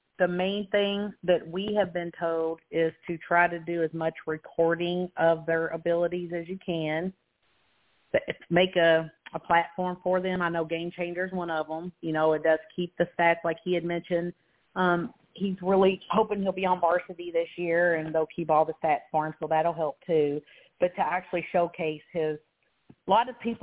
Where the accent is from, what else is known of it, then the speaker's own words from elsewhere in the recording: Kentucky, United States; moved away as an adult; we're from Kentucky